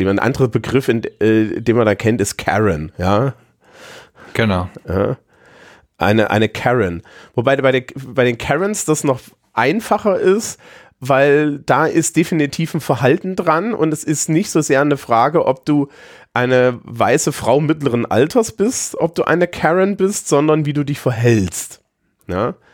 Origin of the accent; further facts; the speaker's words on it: East Germany, Germany; ehemaliger Ostdeutscher, du kannst, ich kann ja jetzt nicht aufhören, Ostdeutsch zu sein, aber gerade als Ostdeutscher